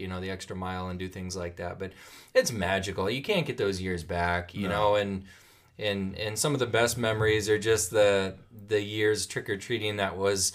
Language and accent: English; Omaha, Nebraska, United States; I grew up down in North Omaha